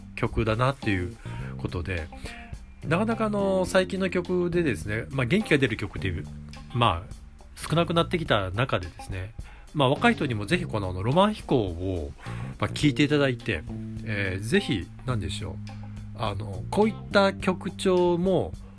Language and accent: Japanese; Japan; also born or lived in Nagoya; 私の実家港南なんですけども